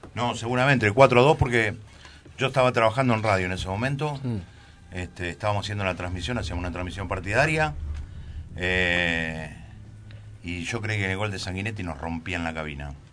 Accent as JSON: {"language": "Spanish", "town": "Berisso", "region": "Buenos Aires Province", "country": "Argentina", "tie": "born or raised there", "said": "Yo nací en Berizo."}